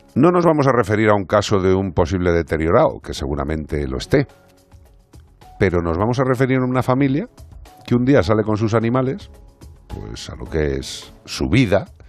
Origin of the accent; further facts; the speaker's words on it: Galicia, Spain; soy gallego